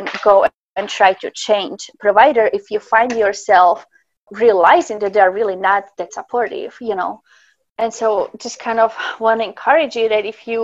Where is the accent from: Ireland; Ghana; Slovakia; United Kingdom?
Slovakia; now in Alaska, United States; I'm actually from Slovakia originally